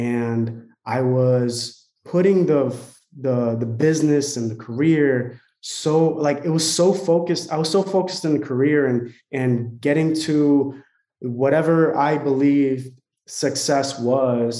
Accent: Newark, New Jersey, United States; moved away as an adult; also born or lived in San Francisco, California; I'm originally from Newark, New Jersey

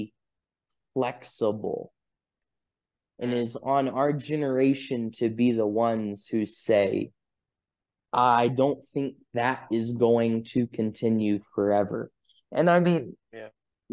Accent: United States; I'm from the United States. I guess you could call me a Westerner

